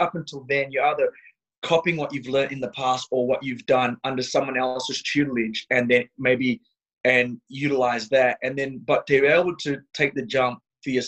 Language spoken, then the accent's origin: English; Australia